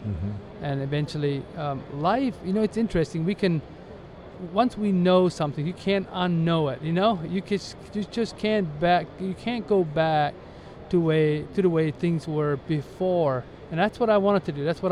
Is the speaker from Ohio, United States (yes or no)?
yes; Ohio, United States; I was born and raised in the Amish community in Ohio, a very conservative Amish community